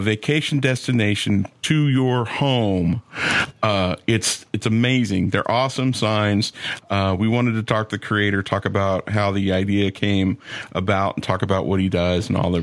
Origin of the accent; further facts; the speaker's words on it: Atlanta, Georgia, United States; I grew up in Atlanta